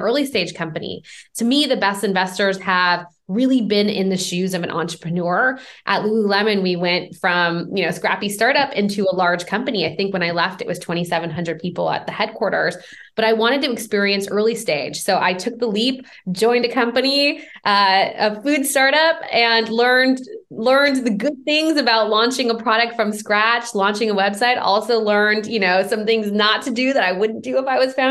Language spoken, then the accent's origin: English; Michigan, United States; moved away as an adult; also born or lived in Vancouver, Canada; now in Bay Area, United States; I'm originally from Michigan